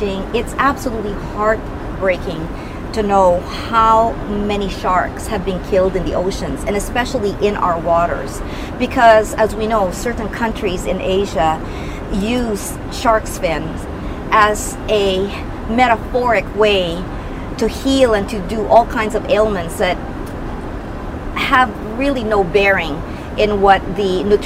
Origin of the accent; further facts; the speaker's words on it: Canada; also born or lived in Philippines; I grew up in Canada, and Canada is my home too